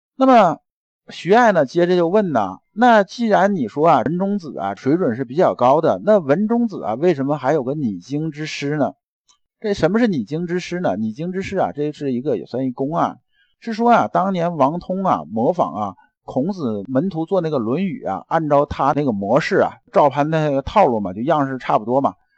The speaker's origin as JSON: {"language": "Chinese", "country": "China", "said": "我们中国人啊"}